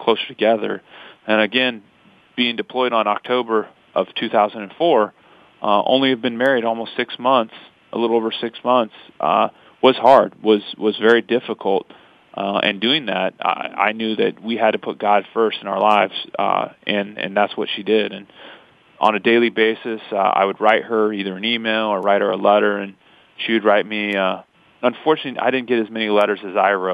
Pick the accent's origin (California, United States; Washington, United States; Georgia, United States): Washington, United States; Pasco; We're from Pasco, Washington. She was born and raised, and I moved there at the end of my fifth grade year